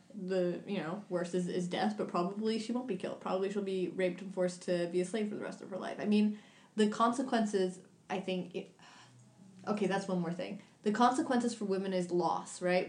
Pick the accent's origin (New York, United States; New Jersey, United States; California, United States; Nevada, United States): New York, United States; this is coming from the background of, of New York, but I'm from New York